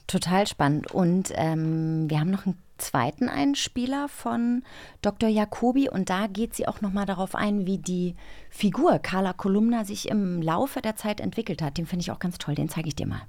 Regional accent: East Germany, Germany; als Ossi

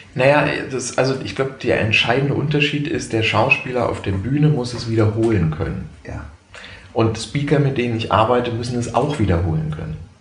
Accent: Heidelberg, Baden-Württemberg, Germany; am Stadttheater auch in Heidelberg, was meine Heimatstadt ist

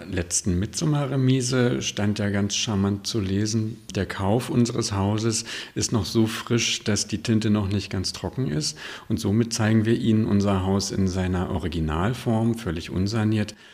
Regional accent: Lübeck, Schleswig-Holstein, Germany; moved away as an adult; now in Schönhof, Germany; Ich komme aus Lübeck, gebürtig

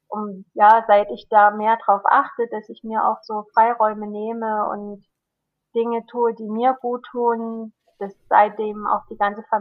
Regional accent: Germany; Ich bin ja ein Kind in der, als Kind in der DDR aufgewachsen und wenn wir da Bücher aus den alten Bundesländern bekommen haben, die waren dann nochmal ein ganz besonderer Schatz.

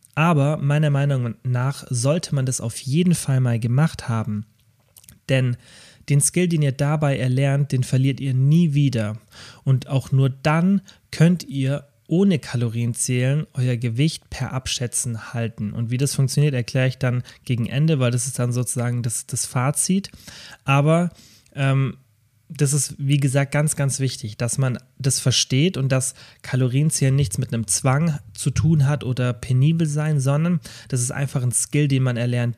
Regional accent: Kempten, Bavaria, Germany; also born or lived in Stuttgart; in meiner Heimatstadt Kempten

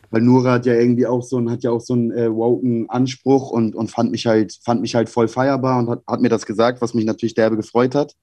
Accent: Hamburg, Germany; ich als Hamburger

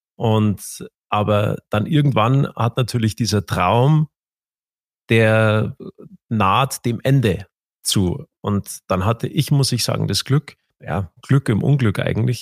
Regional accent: Garmisch-Partenkirchen, Bavaria, Germany; bei uns in Garmisch

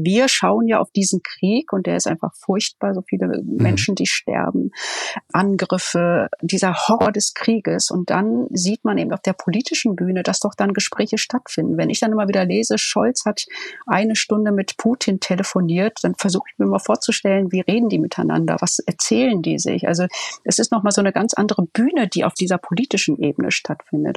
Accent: Ruhr area, North Rhine-Westphalia, Germany; moved away as an adult; also born or lived in Berlin; Ich komme ja aus dem Ruhrgebiet

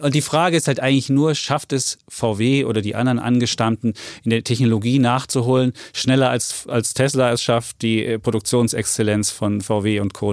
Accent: Leipzig, Saxony, Germany; moved away; aus meiner Vergangenheit Leipzig wohnend und meine Heimatstadt bin ich RB Leipzig-Fan

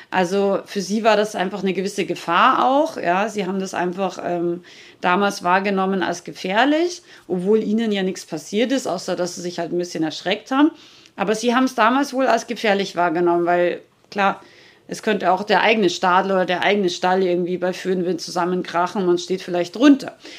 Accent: Rauris, Salzburg, Austria; ich komme ja aus Österreich, aus den schönen österreichischen Bergen, Nationalpark Hohe Tauern in Rauris, also Salzburger Gebirge.

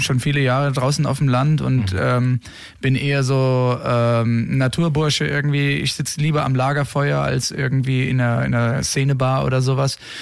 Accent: Rheingau, Hesse, Germany; wir kommen ja alle aus dem Rheingau, ursprünglich

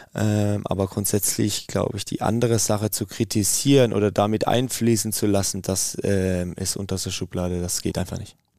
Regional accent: Karlsruhe-Heidelberg region, Baden-Württemberg, Germany; moved away as an adult; now in Meerbusch, Germany; wir sind ja ähm, aus der Region Karlsruhe-Heidelberg, aus der Ecke

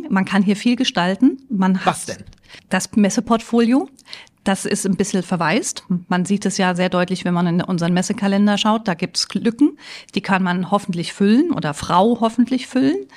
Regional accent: Mainz, Rhineland-Palatinate, Germany; mein Mann ist äh, gebürtiger Freiburger, ich bin ja Mainzerin, also haben wir uns natürlich eher Richtung Süden Deutschlands orientiert

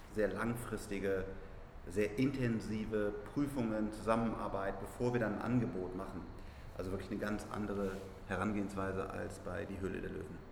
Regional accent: Germany; wir müssen als Deutsche

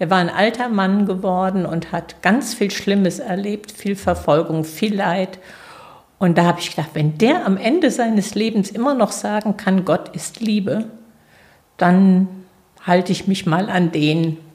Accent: Sechshelden, Hesse, Germany; Ja, ich komme aus Sechshelden. Also

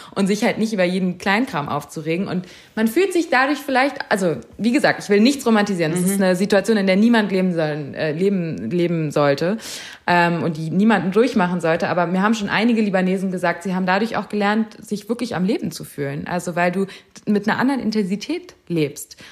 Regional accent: Germany; ich bin in Deutschland geboren

